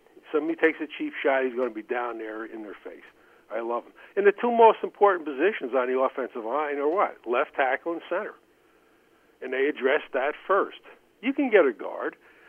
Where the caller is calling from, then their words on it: Albany, New York, United States; in Albany.